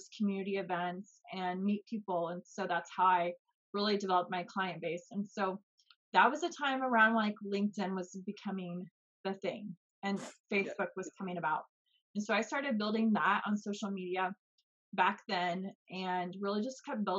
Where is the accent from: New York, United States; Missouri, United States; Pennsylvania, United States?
Missouri, United States; Kansas City; I grew up in the United States and Missouri, actually. So there's Kansas City, Missouri, and Kansas City, Kansas. So I grew up on the Missouri side